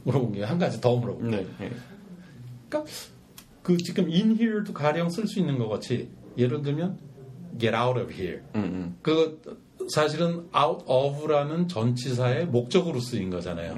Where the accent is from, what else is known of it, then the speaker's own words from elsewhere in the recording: South Korea; 그 한국 사람으로서